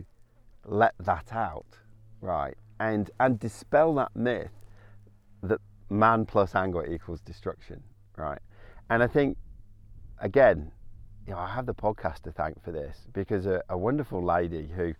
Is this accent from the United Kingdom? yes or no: yes; England, United Kingdom; being British stiff upper lip, you know, going to an English boys boarding school.